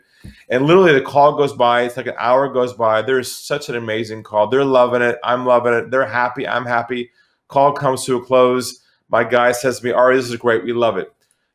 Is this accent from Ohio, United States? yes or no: no; San Diego, California, United States; moved away as an adult; now in Sydney, Australia; So I'm originally from California, from San Diego